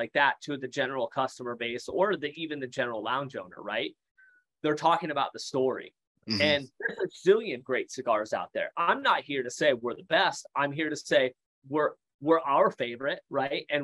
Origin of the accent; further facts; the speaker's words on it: Iowa, United States; I grew up in Iowa, right? Small town, Iowa, 1,300 people in my massive town.